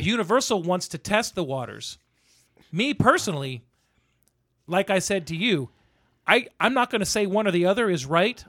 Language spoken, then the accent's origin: English; the South, United States; growing up in the South